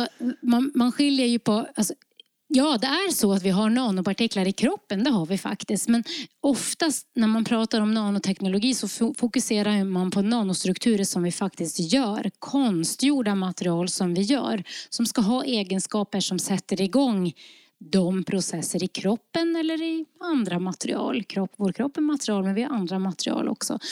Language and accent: Swedish; Lofoten, Nordland, Norway; now in Sweden; jag kommer från Lofoten i Nordnorge